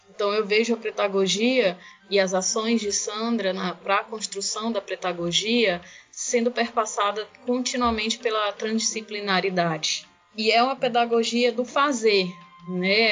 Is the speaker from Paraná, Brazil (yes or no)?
no; Inhamuns region, Ceará, Brazil; eu sou da região do Inhamuns